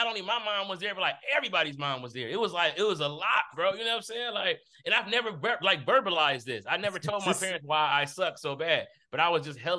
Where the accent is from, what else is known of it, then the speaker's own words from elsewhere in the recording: Detroit, Michigan, United States; I'm from Detroit